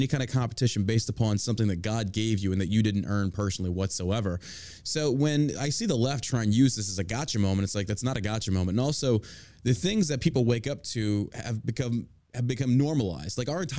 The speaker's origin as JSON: {"language": "English", "region": "New York", "country": "United States", "tie": "born or raised there", "said": "Geez, I'm talking to a New Yorker. I grew up in New York. I have family in Staten Island. I would spend summers in Staten Island, Toms River, New Jersey."}